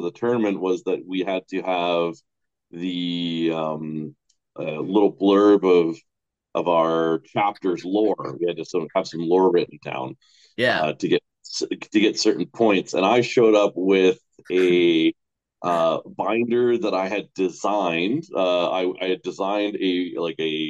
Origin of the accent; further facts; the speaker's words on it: Royston, British Columbia, Canada; my hometown, like where I grew up on Vancouver Island. There's a little town called Royston